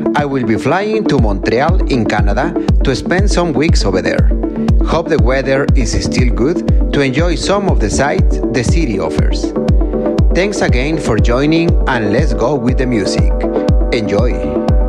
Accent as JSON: {"language": "English", "town": "Monterrey", "region": "Nuevo León", "country": "Mexico", "tie": "born or raised there", "said": "coming from my hometown Monterrey in Mexico"}